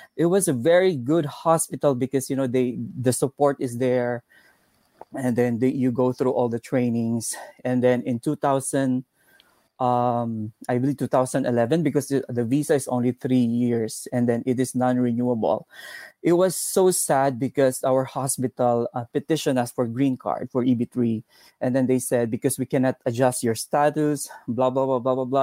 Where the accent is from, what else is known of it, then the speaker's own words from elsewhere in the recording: Davao City, Davao Region, Philippines; English is a second language; moved away as an adult; now in Texas, United States; I'm from Davao City, Philippines